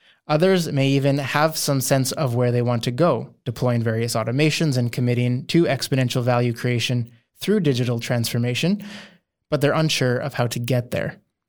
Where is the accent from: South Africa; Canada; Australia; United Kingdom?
Canada; As a Canadian, I grew up on the ice, so that's perfect.